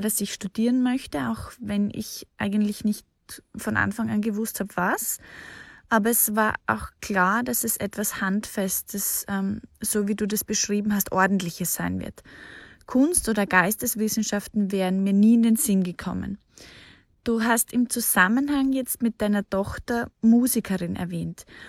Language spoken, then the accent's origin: German; Austria; ich bin zwar in Österreich aufgewachsen